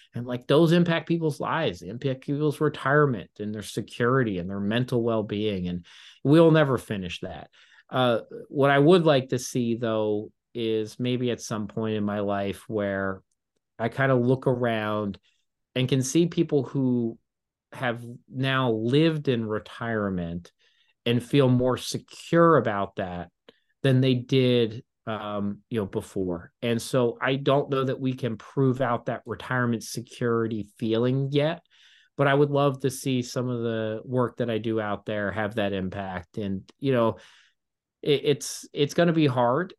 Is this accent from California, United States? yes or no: no; Baltimore, Maryland, United States; I grew up with him in Baltimore